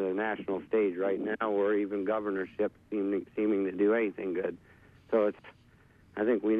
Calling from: Abbot, Maine, United States; Calling from Abbott.

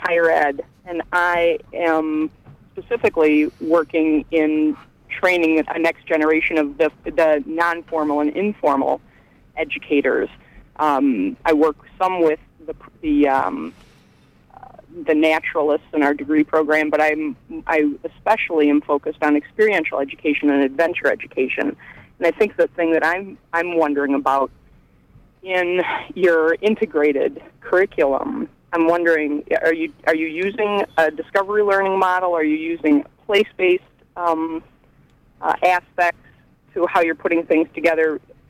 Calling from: Belfast, Northern Ireland, United Kingdom; I'm calling from Belfast.

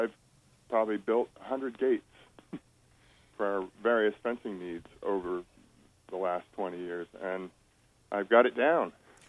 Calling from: Stonington, United States; I'm from Spruce Hill Farm down in Stonington.

